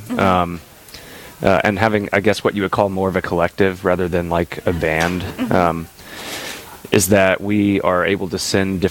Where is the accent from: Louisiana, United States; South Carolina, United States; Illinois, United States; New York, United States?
Louisiana, United States; Lafayette; I am probably one of the younger members of the Vigil Project from Lafayette, Louisiana, originally.